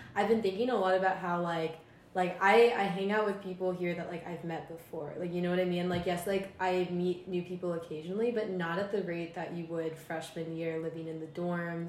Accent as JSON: {"language": "English", "region": "Maryland", "country": "United States", "moved": "as an adult", "said": "I'm from Maryland"}